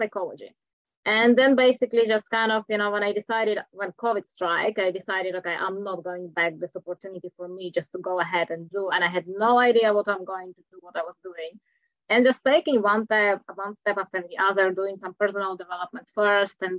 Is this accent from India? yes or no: no; Czechia; English is a second language; moved away as an adult; now in New Zealand; originally I'm from Czech Republic, but I've been living in New Zealand for the last 16 years.